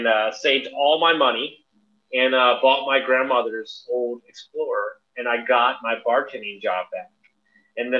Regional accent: Houston, Texas, United States; also born or lived in Fannett, Texas; I moved from Houston to a small town called Fannett, Texas, near Louisiana

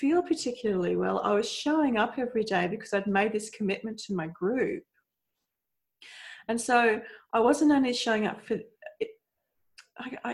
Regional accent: Australia; accent: Australian; I'm Australian, so that's my accent.

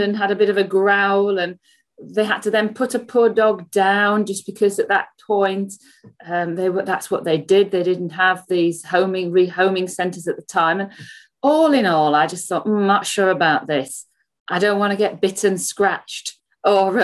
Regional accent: just south of Leeds, Yorkshire and the Humber, United Kingdom; moved away as an adult; also born or lived in Birmingham; now in Solihull, United Kingdom; I'm from Yorkshire, just south of Leeds, and I live there with my family till I came to university in Birmingham

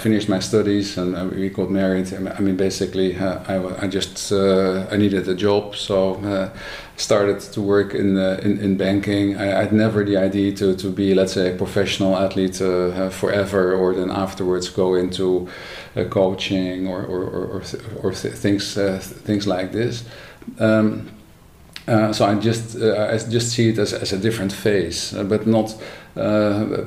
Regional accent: Netherlands; I was born in the Netherlands 60 years ago

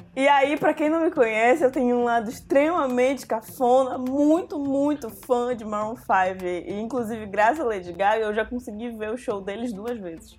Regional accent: Santarém, Pará, Brazil; now in Belém, Brazil; eu cresci em Santarém

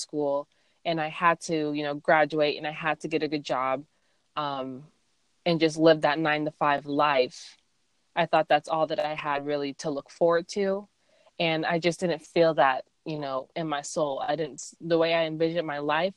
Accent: Gilbert, Arizona, United States; moved away as an adult; now in Texas, United States; I grew up in Arizona. Grew up in, I guess, a suburb called Gilbert, Arizona

